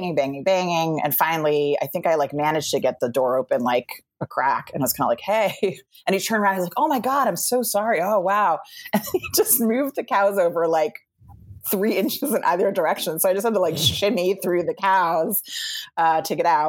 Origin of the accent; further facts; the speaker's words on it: New York City, New York, United States; So I grew up in Soho. Which was interesting and weird. And, I grew up like in a loft downtown